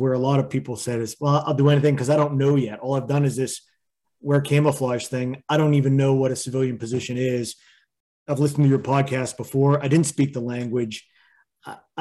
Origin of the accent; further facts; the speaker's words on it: Pittsburgh, Pennsylvania, United States; I grew up in the Pittsburgh area